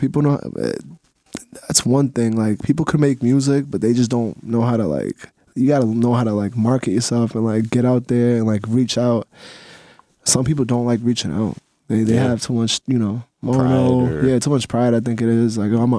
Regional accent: Lynn, Massachusetts, United States; It was a typical, you know, we're from Ling, Mass. I'm from Ling, Mass. Like, typical.

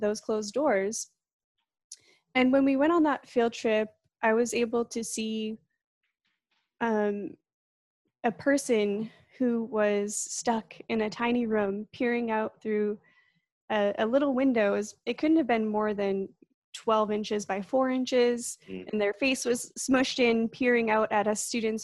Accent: Plymouth, Massachusetts, United States; now in Bakersfield, United States; I actually grew up on the other side of the country in Plymouth, Massachusetts

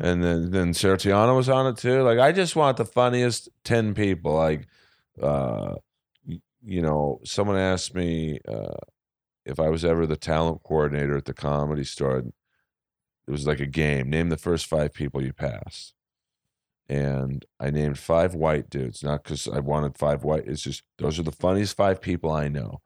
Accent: Bel Air, United States; I grew up in Bel Air

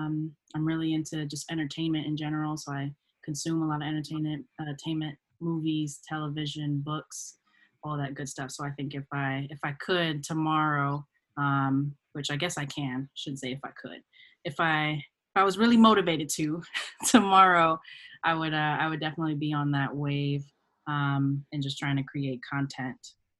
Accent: California, United States; also born or lived in Germany; I went to, I grew up in Germany, went to elementary school, and then we came stateside. And I've actually been in California for the longest. I've been in California, since third grade, just in SoCal.

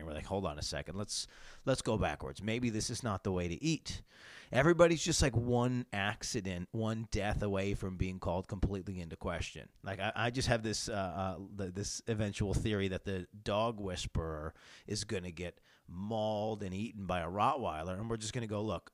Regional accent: New York, United States; I come from New York State, where kind of having guns is just um, harder and uh, and and rarer.

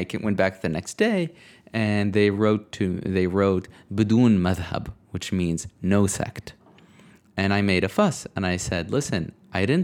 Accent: Beirut, Beirut Governorate, Lebanon; now in New York, United States; I'm from Beirut

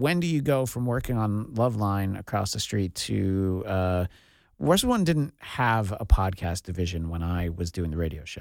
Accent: New York, United States; moved away; growing up in New York, I only heard of it

